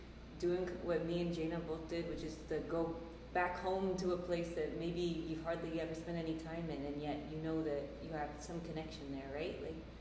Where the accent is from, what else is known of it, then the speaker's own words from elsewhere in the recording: Bay Area, California, United States; moved away as an adult; now in Saipan, Northern Mariana Islands; I was born and raised in the Bay Area, right?